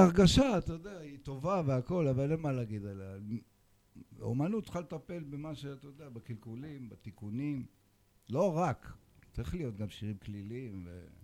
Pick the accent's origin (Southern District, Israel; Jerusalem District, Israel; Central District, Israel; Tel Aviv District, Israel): Jerusalem District, Israel; Jerusalem; אני גדלתי בקטמונים.